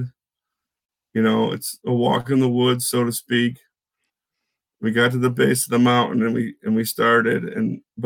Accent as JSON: {"language": "English", "town": "Syracuse", "region": "New York", "country": "United States", "tie": "born or raised there", "said": "growing up in Syracuse, my family owned a camper"}